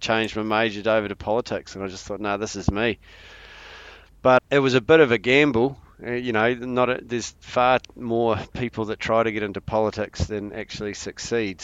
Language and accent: English; Wairarapa, Wellington, New Zealand; it's growing up here, it's a pretty special place, and it gets in your blood.